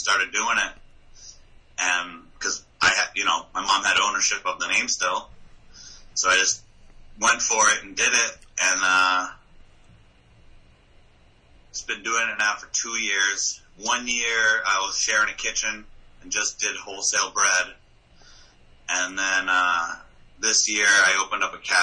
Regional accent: Exeter, New Hampshire, United States; also born or lived in Dover, New Hampshire / York, Maine / Virginia; I was born in Dover, lived in York, Maine, and then moved to Exeter for the most part. Second grade, was when my parents bought the restaurant. Or first grade, yeah. And then lived in Exeter most of my life.

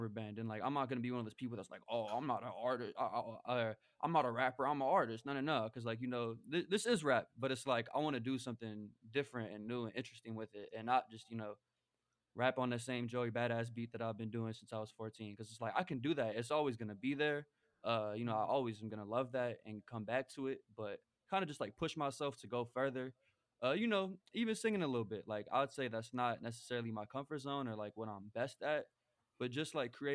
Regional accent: New York, United States; also born or lived in Chicago; growing up in New York

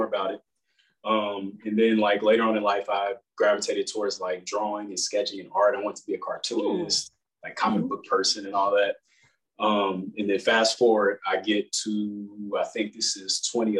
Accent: Kansas City, Kansas, United States; moved away as an adult; now in Georgia, United States; I'm originally from Kansas City

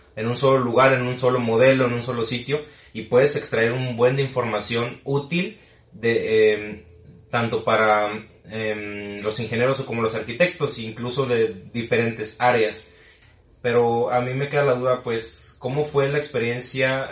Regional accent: Tabasco, Mexico; also born or lived in Mexico City; now in Monterrey, Mexico; Yo vengo de Tabasco

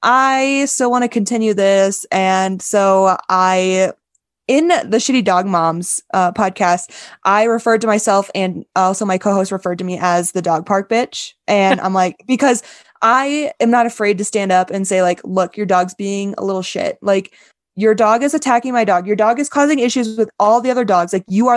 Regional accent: Wisconsin, United States; I thought Santa Fe was breathtaking because I'm from Wisconsin. I've never seen mountains before. All I see is literally mountains of cornfields. And then I moved to North Texas and it's just flat as flat can be.

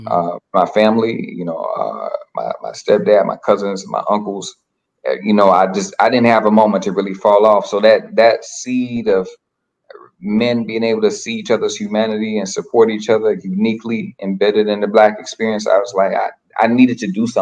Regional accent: Little Rock, Arkansas, United States; moved away as an adult; now in Boston, United States; I'm from Little Rock, Arkansas. I live in Boston now. Been out here for 7 years.

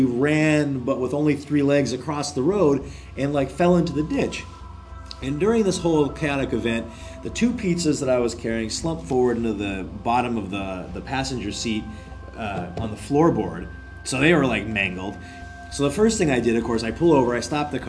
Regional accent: Bigfork, Montana, United States; moved away as an adult; now in Korea; I was working in my hometown of Big Fork, Montana

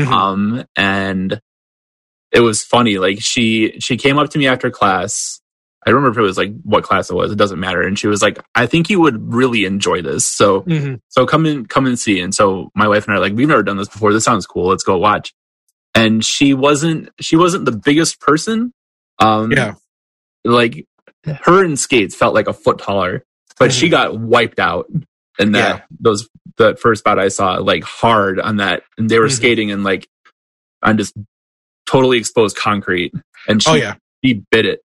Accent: Southeast Michigan, United States; moved away as an adult; also born or lived in Northeast Pennsylvania; now in Pennsylvania, United States; my wife and I grew up in Southeast Michigan, maybe like 45 minutes from Toledo

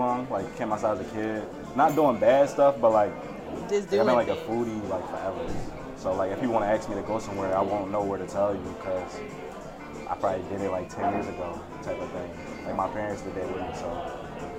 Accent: Philadelphia, Pennsylvania, United States; I'm from North Philly. Born and raised

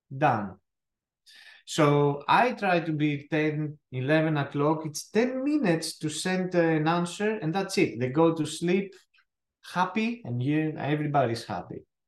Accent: Athens, Attica, Greece; accent: thick accent; English is a second language; moved away as an adult; now in United States; I am uh, as I said from Greece. Uh, I was born in Athens

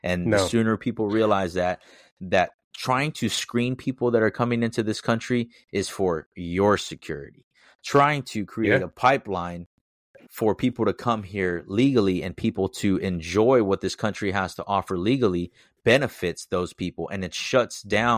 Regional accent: United States; you usually don't have to give the second one because I'm an American. That's it. That's the only way to look at me.

